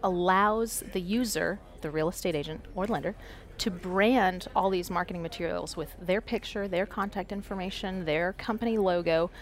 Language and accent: English; Florida, United States; moved away; I am originally from Florida